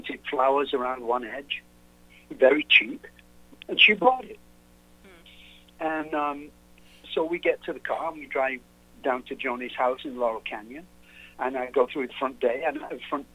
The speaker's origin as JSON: {"language": "English", "region": "England", "country": "United Kingdom", "moved": "yes", "lives_now": "United States", "said": "I'm English, of course, so I'm not from here."}